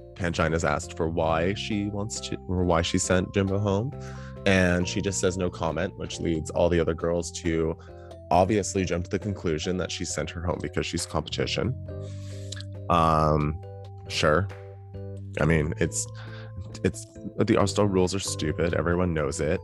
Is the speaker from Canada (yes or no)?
yes; Canada; as a Canadian